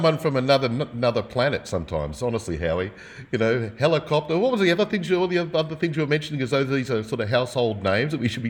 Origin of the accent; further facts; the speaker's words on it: Australia; Australians of a certain vintage